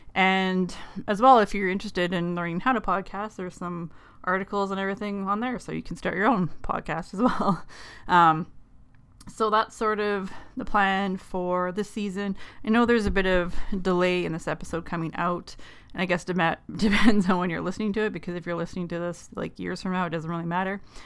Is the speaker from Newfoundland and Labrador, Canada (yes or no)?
no; Thunder Bay, Ontario, Canada; I'm from Thunder Bay, which is in Northwest Ontario